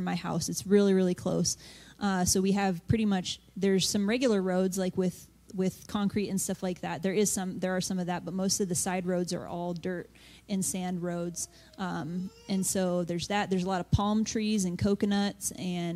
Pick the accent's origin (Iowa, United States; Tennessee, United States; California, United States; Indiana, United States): Iowa, United States; Ankeny; moved away as an adult; also born or lived in Togo; I was born here in Iowa.